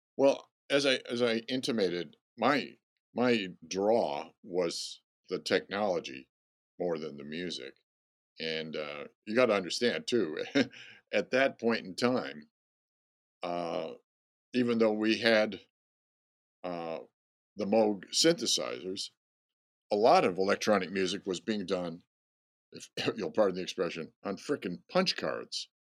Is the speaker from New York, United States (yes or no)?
yes; Rochester, New York, United States; moved away; I grew up in Rochester, New York